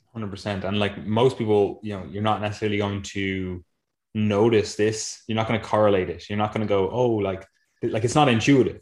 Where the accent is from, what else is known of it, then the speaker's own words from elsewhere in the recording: Ireland; we're Irish